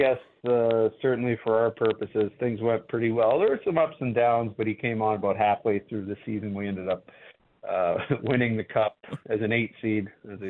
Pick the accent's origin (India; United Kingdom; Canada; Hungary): Canada; as a Canadian kid